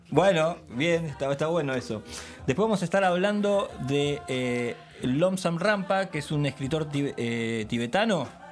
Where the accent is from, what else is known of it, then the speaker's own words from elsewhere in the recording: Lanús, Buenos Aires Province, Argentina; yo soy acá de Lanús